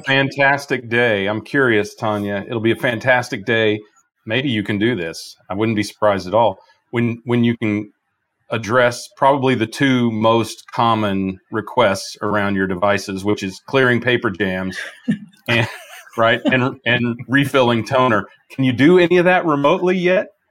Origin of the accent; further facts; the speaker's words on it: Midwest, United States; moved away; I'm from the Midwest.